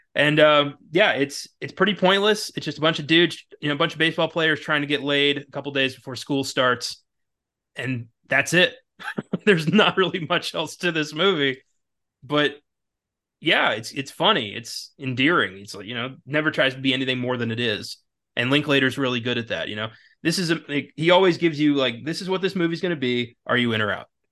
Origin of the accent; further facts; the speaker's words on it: Maryland, United States; now in Texas, United States; I'm from a s, you know, a small mountain town in Maryland